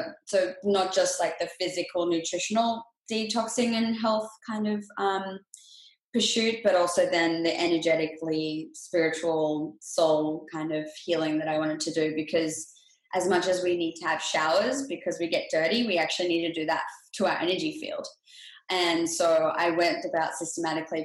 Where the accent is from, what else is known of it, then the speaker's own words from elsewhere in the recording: Australia; now in Los Angeles, United States; I grew up in Australia and I currently live in Los Angeles, California.